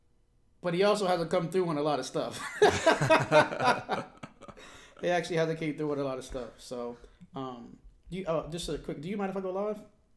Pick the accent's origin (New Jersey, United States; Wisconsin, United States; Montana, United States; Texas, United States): Wisconsin, United States; Milwaukee; born there; also born or lived in Monterey; I was born in Milwaukee, Wisconsin. And after we left Milwaukee, Wisconsin, we moved to actually Monterey, California. Then we moved back to Milwaukee again.